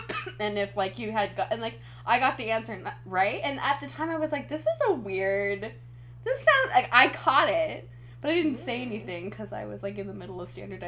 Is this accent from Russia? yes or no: no; Washington, United States; I'm from Washington State